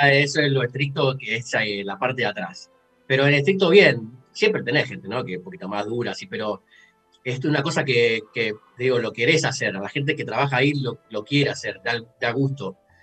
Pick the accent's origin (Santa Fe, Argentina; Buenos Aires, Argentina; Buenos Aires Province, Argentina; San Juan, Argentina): Santa Fe, Argentina; Rosario; moved away as an adult; also born or lived in Mexico / Canada; now in Edmonton, Canada; yo soy de Rosario